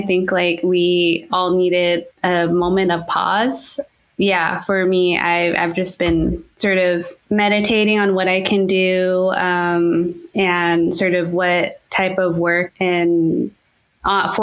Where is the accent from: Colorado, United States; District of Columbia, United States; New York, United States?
Colorado, United States; Durango; moved away; I'm originally from Durango, Colorado.